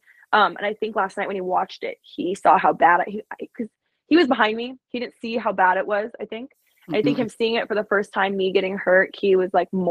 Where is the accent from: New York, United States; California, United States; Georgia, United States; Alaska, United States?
Alaska, United States; moved away; also born or lived in Arizona; I'm from Alaska, but being in Arizona